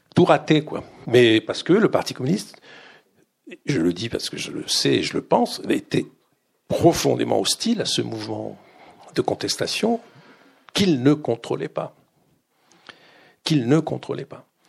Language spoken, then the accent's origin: French; Grenoble, Auvergne-Rhône-Alpes, France; moved away as an adult; also born or lived in Paris; je, vis chez mes parents à Grenoble, ma mère est directrice d'école, on, vit dans l'appartement de, cette école euh, à Grenoble